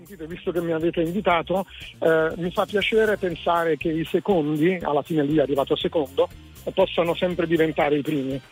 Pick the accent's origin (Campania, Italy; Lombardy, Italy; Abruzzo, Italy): Campania, Italy; Naples; da napoletano per bene